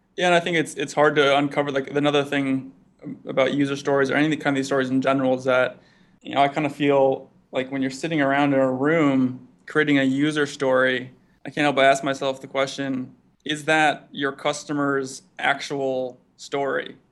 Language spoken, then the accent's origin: English; East Coast, United States; moved away as an adult; now in Bay Area, United States; Growing up on the East Coast